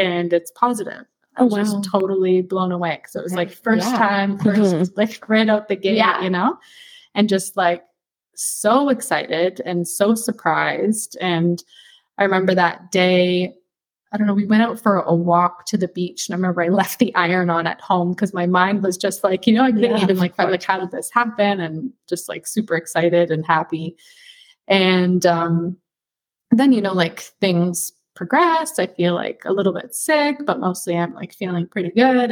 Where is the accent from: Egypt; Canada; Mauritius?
Canada; moved away as an adult; also born or lived in Toronto / Ireland; now in Doha, Qatar; I'm Canadian